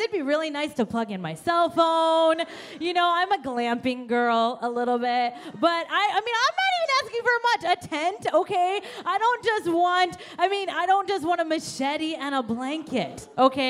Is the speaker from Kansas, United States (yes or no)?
yes; Kansas, United States; born or raised there; also born or lived in India